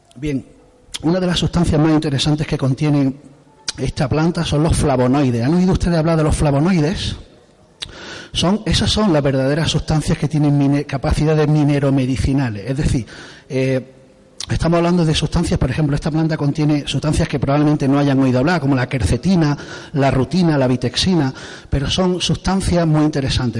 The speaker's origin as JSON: {"language": "Spanish", "town": "Torrox", "region": "Andalusia", "country": "Spain", "said": "soy de Torrox, soy de, del pueblo de aquí al lado"}